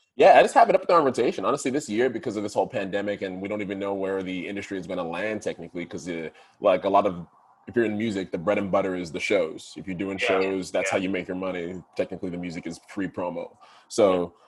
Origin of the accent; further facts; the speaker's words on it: Ottawa, Ontario, Canada; moved away as an adult; also born or lived in Toronto; Growing up in Ottawa